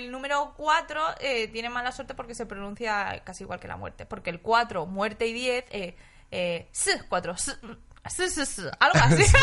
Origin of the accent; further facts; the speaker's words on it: Basque Country, Spain; Yo es que mi editorial es Astiberri, entonces, siendo yo vasco mm, he